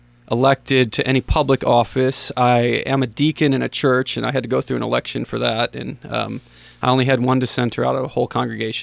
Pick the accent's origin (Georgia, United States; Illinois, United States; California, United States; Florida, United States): Illinois, United States; I went to SIU after growing up in Northern Illinois.